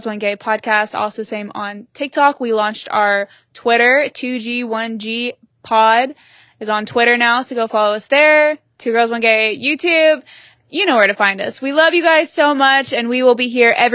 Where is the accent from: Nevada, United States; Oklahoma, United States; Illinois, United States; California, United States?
Oklahoma, United States; moved away as an adult; now in Los Angeles, United States; I grew up in Oklahoma, never really experienced anything else than Oklahoma